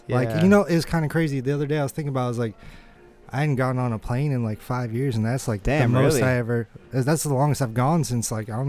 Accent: Bay Area, California, United States; I'm from the Bay Area, and, like, the Bay Area is rich in history in the blade scene, you know?

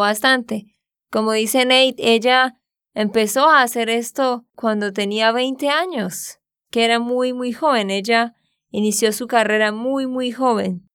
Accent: Santander, Colombia; also born or lived in Barranquilla, Colombia; de Santander, Colombia.

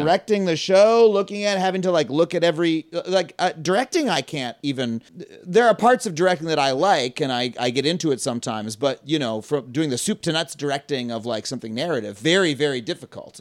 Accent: Long Island, New York, United States; I grew up on Long Island.

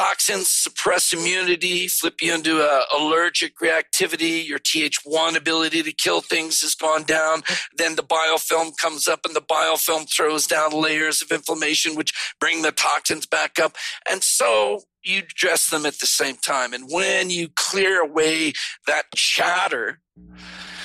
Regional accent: East Coast, United States; moved away; I'm from the East Coast.

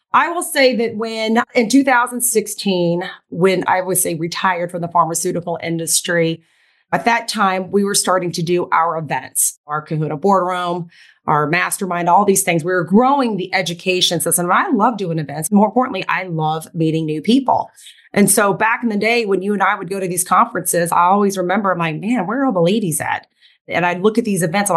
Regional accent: Tulsa, Oklahoma, United States; I was born and bred in Tulsa, Oklahoma, was raised in an Asian household

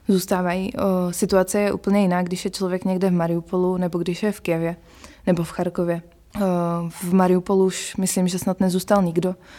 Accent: Czechia; jsme z Česka

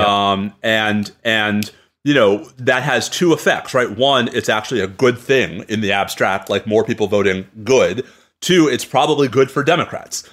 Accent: New York, United States; I'm a New Yorker

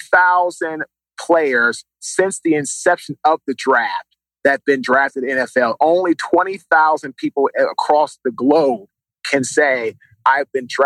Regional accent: Washington, District of Columbia, United States; now in Raleigh, United States; Washington, D.C.

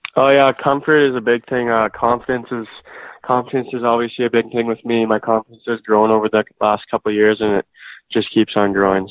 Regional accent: St. Albert, Alberta, Canada; grew up in St. Albert, and I'm still living there.

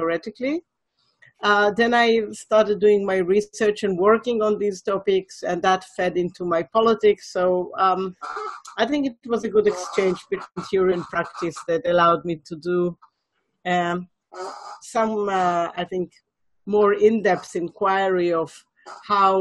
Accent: Israel; English is a second language; I'm from Israel

